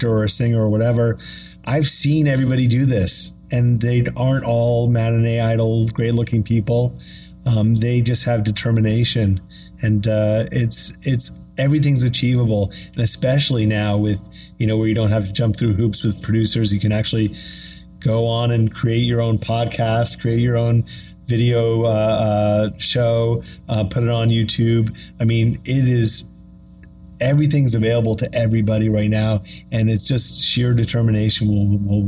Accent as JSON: {"language": "English", "town": "Brattleboro", "region": "Vermont", "country": "United States", "tie": "born or raised there", "moved": "as an adult", "said": "I was going to get out of Brattleboro, Vermont"}